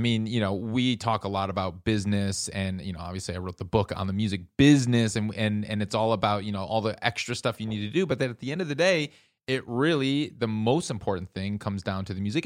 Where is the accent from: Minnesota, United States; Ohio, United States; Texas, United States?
Minnesota, United States; Minneapolis; I'm from the Midwest